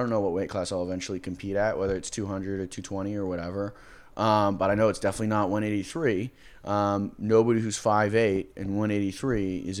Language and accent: English; Georgia, United States; now in San Diego, United States; No, I'm from Georgia.